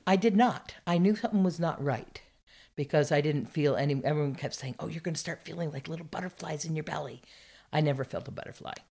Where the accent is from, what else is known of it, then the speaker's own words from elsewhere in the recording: Burlington, Vermont, United States; also born or lived in Underhill, Vermont; I grew up in Vermont.